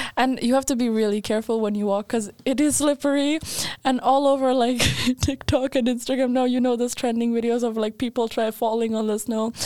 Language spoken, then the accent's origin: English; Skåne, Sweden; now in Linköping, Sweden; I grew up in Sweden